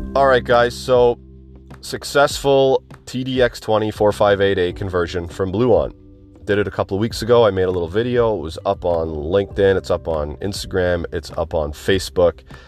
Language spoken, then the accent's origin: English; southern Ontario, Canada; I've lived here all my life except for two years.